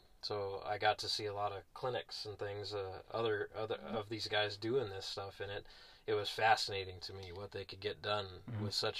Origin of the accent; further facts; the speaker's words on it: Los Angeles County, California, United States; also born or lived in Sierra Nevada; growing up near Los Angeles County, the suburbs of Los Angeles County, not really known for horses, but there are a lot of horse ranches there.